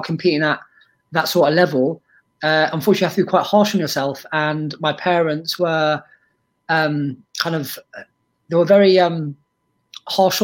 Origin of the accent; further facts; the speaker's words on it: London, United Kingdom; also born or lived in Lebanon; as a kid growing up in North London